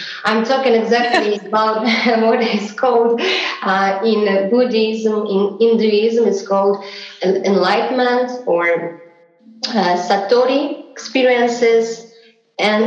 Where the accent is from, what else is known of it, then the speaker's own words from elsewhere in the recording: Saint Petersburg, Russia; I was born in Russia, in St. Petersburg, in the late 80s.